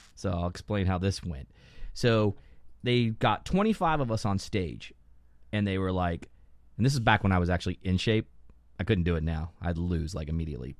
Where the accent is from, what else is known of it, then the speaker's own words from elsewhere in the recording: Lakeland, Florida, United States; Florida, Lakeland